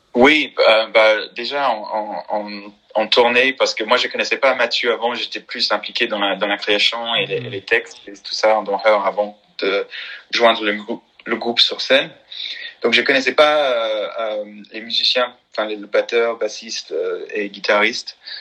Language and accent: French; North Carolina, United States; French is a second language; moved away as an adult; now in Paris, France; je viens de Caroline de Nord